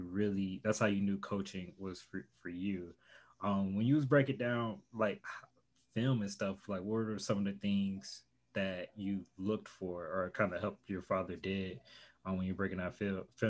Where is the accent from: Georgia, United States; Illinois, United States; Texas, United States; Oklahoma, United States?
Illinois, United States; I'm originally from Illinois